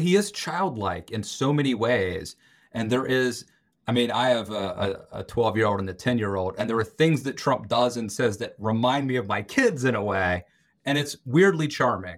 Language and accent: English; Western Maryland, United States; I grew up in Western Maryland, very rural area